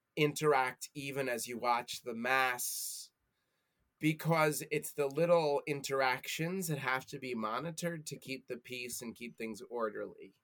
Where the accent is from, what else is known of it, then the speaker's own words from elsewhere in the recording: United States; as an American, as a former retail worker, and yes, as a Jewish guy